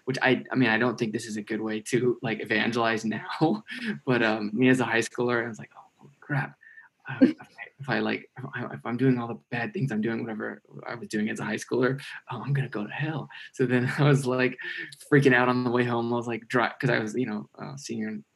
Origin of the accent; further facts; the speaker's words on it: Corrales, New Mexico, United States; also born or lived in Albuquerque, New Mexico; I am originally from Albuquerque, New Mexico. I grew up in actually a village. It's called the Village of Corrales.